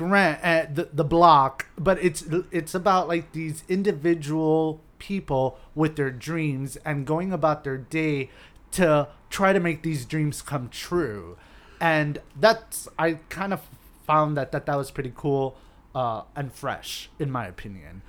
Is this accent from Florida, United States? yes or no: yes; Hialeah, Florida, United States; I grew up in Hialeah in an apartment complex